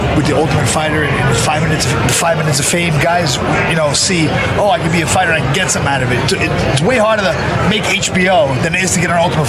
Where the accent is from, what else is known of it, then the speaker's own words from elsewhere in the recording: New York, United States; I'm from New York.